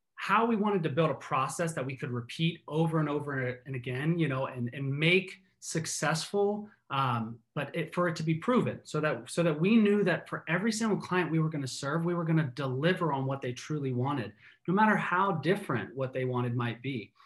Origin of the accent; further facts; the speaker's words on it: East Coast, United States; now in Seattle, United States; I'm originally from the East Coast